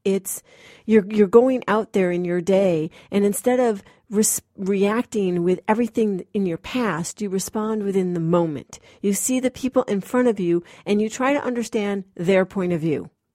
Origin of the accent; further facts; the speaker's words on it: Massachusetts, United States; moved away as an adult; I'm this actress from Massachusetts